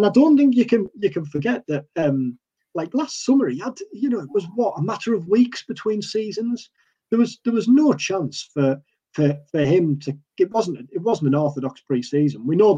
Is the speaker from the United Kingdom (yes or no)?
yes; Teesside, North East England, United Kingdom; accent: Teesside; I'm flying the Teesside flag here. I'm gonna make my Teesside accent even stronger every week.